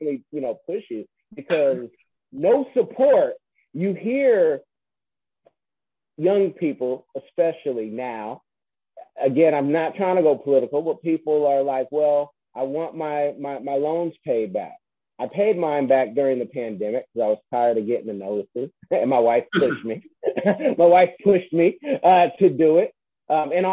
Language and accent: English; the Bay Area, California, United States; also born or lived in Seattle; now in Florida, United States; I'm from the Bay Area